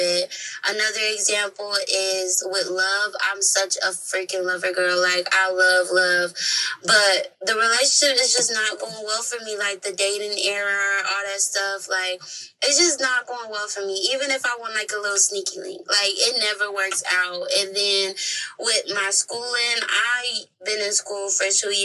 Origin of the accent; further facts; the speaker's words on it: Minnesota, United States; born and raised in Minnesota